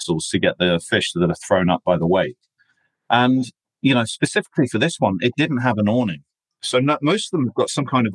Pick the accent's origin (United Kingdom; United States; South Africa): United Kingdom; England; I'm basically English, although I've got an Australian passport